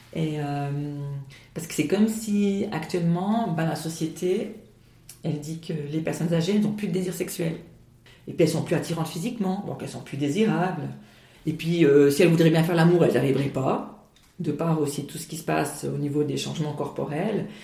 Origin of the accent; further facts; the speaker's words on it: Valais, Switzerland; chez nous en Valais